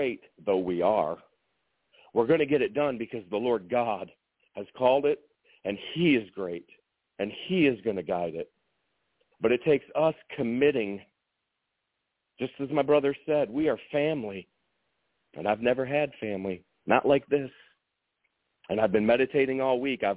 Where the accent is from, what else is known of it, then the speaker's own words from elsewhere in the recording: East Lansing, Michigan, United States; I'm from East Lansing, Michigan